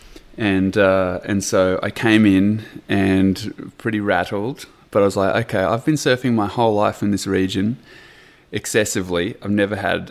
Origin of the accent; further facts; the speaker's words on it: New Zealand; now in Australia; I was born in New Zealand